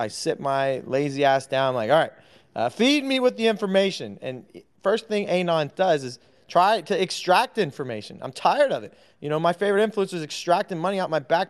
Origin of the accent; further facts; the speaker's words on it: New York, United States; I'm from New York.